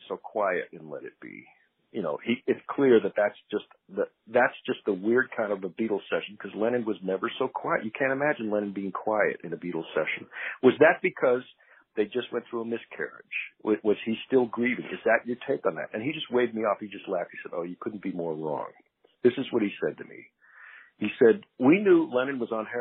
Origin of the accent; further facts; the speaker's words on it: Boulder, Colorado, United States; I grew up in Boulder. I was 10 that summer